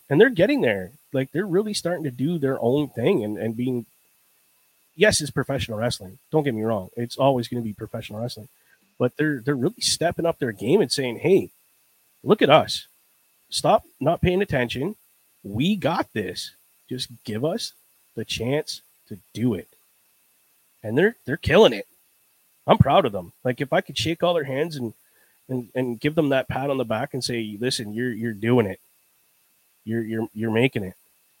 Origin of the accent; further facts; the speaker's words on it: New York, United States; Listen, I'm from New York.